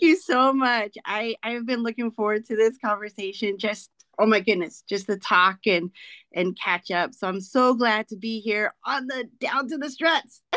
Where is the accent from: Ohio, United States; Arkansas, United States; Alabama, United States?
Arkansas, United States; moved away as an adult; now in Maryland, United States; I'm an Arkansan, born and raised